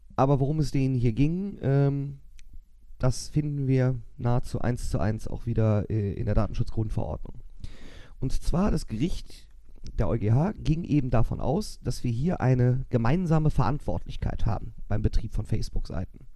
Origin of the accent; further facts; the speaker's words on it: Germany; uns Deutsche